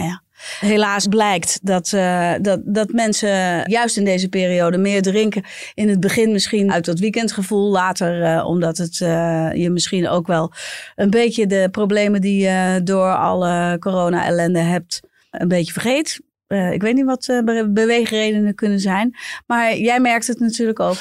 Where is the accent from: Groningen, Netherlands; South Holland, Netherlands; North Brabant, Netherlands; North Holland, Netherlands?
North Holland, Netherlands; Bergen; ik kom uit Bergen